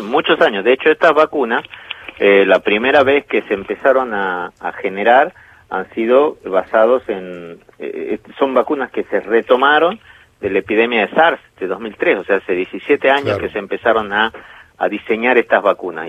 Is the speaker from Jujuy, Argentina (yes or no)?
yes; Jujuy, Argentina; Jujuy, por ejemplo, donde yo nací